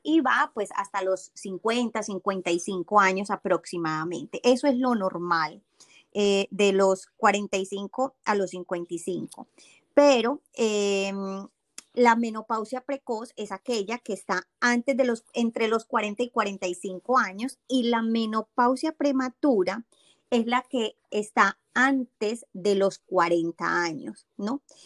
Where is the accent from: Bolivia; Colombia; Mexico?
Colombia; moved away as an adult; now in Boston, United States; soy colombiana, eh, tengo 44 años y hace 7 años que vivo aquí en Boston, en Estados Unidos.